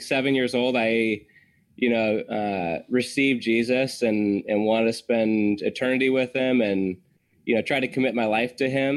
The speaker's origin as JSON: {"language": "English", "town": "Santa Cruz", "region": "California", "country": "United States", "tie": "born or raised there", "said": "where I grew up in Santa Cruz"}